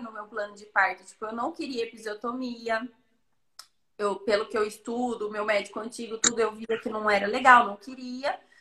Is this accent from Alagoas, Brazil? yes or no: no; Itapira, São Paulo, Brazil; Sou de Itapira, interior de São Paulo